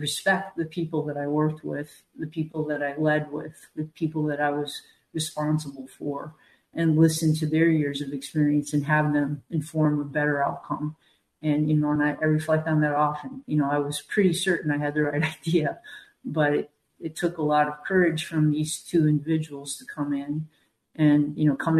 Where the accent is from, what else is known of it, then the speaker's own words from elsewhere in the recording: New Hampshire, United States; I grew up in New Hampshire.